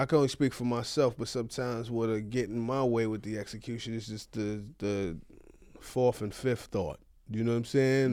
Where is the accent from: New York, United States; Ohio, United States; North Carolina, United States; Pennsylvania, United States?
New York, United States; now in California, United States; I'm a New Yorker